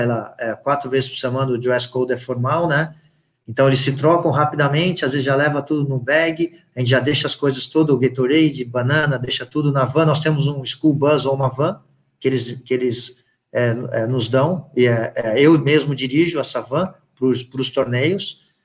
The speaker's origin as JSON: {"language": "Portuguese", "region": "São Paulo", "country": "Brazil", "moved": "as an adult", "lives_now": "United States", "said": "eu sou de São Paulo"}